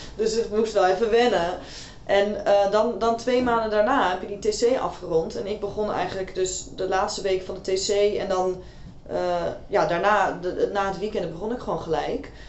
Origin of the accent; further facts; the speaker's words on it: Amsterdam, North Holland, Netherlands; ik kom uit Amsterdam